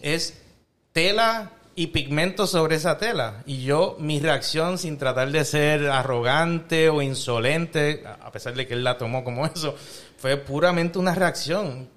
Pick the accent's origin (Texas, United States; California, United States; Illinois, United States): Illinois, United States; Chicago; yo soy mitad colombiano, mitad boricua, nacido y criado aquí